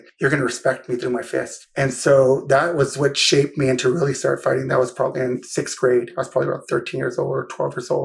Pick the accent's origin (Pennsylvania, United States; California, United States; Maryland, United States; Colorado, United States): California, United States; San Jose; I'm from the heart of Silicon Valley, San Jose, right? Eastside San Jose, it's different